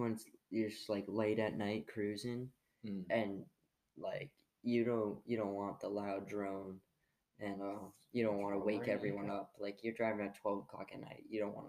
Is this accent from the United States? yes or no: no; Canada; I'm French Canadian.